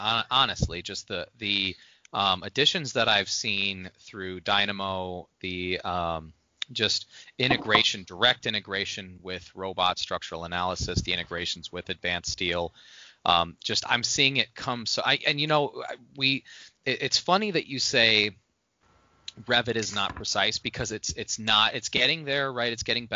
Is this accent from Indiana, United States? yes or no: yes; Indiana, United States; moved away; when I was growing up in Indiana